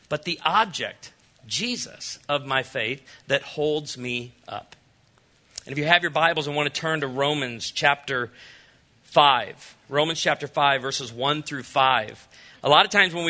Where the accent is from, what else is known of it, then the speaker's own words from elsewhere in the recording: Chicago, Illinois, United States; I was raised in Chicago